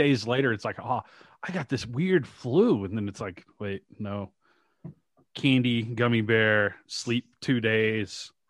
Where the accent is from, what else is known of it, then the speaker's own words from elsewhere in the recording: Shreveport, Louisiana, United States; I went to I grew up in Shreveport, Louisiana, not too terribly far from Dallas or Birmingham where you're at now.